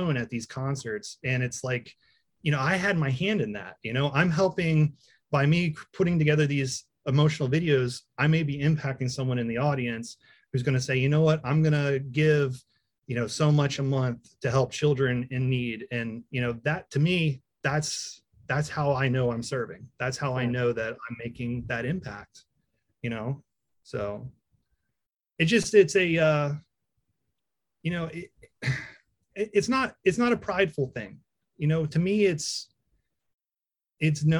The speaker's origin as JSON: {"language": "English", "town": "Taneytown", "region": "Maryland", "country": "United States", "said": "we're from Tawnytown, a little town nobody knows"}